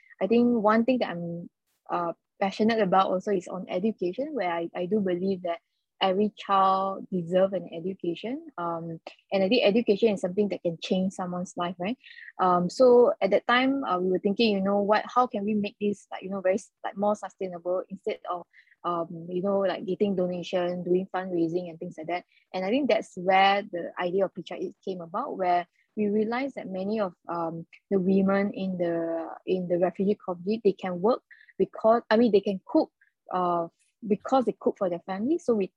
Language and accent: English; Malacca, Malaysia; I'm from Malacca, the state of Malacca